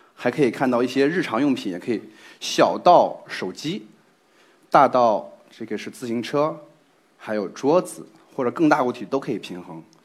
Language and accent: Chinese; Zhengzhou, Henan, China; 我是一名来自河南郑州的测绘工程师